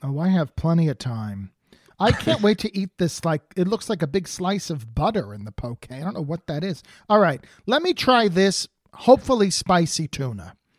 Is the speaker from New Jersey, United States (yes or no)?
yes; New Jersey, United States; now in California, United States; I grew up in New Jersey